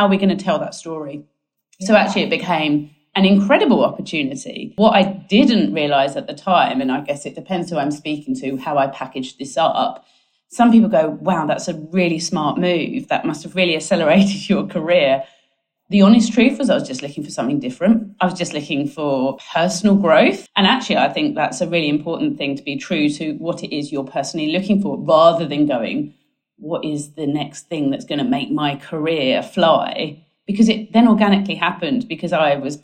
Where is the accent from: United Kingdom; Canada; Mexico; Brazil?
United Kingdom; Essex, East of England; moved away as an adult; also born or lived in London; now in Sydney, Australia; as you can tell by my accent, I am not Australian. I'm actually from Essex in the UK.